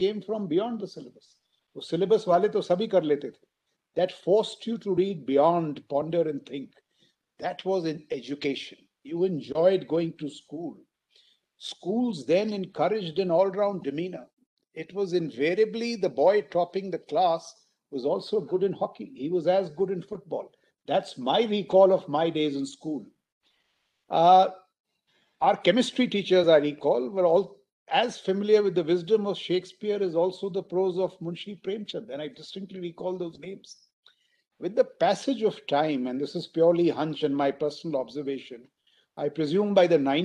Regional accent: India; it was the 70s really is when I grew up in India

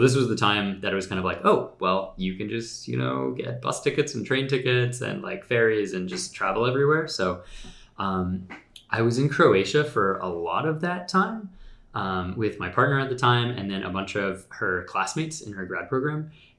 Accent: Virginia, United States; now in Memphis, United States; I grew up in Northern Virginia, so it was kind of like, that's sort of my home sphere.

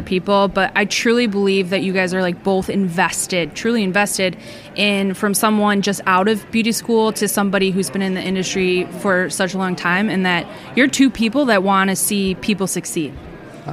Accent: Lake Villa, Illinois, United States; I'm from Chicagoland area. In a suburban area just north of Chicago, if you can Google Lake Villa

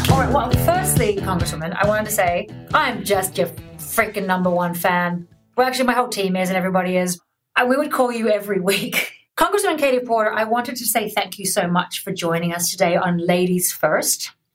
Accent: Australia; I'm Australian

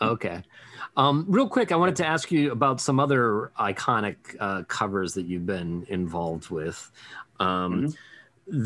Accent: Pittsburgh, Pennsylvania, United States; We're all from Pittsburgh, so we all know that school.

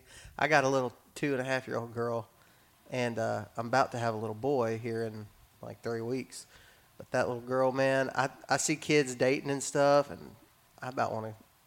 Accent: Texas, United States; I was raised in West Texas, and so my dad was on a lease, and we'd go sit in a deer blind, and we'd see deer.

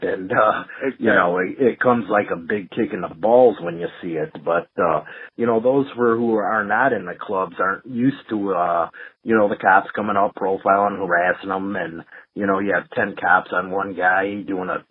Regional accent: Chicago, Illinois, United States; I'm from Chicago

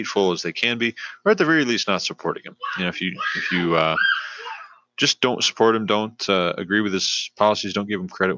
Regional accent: United States; if this is the country that we're from now, and our parents were from here, and our grandparents, et cetera, then we're just Americans.

